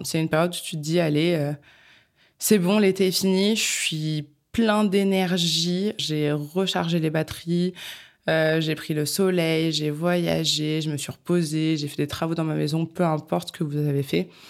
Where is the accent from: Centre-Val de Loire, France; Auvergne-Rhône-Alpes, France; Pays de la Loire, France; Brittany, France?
Centre-Val de Loire, France; Bourges; now in Paris, France; moi-même je viens de Bourges